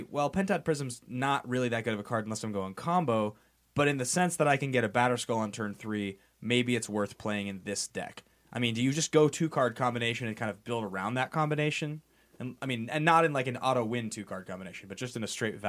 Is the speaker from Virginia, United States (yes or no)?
no; Seattle, Washington, United States; now in California, United States; I'm also from Seattle. I moved to California.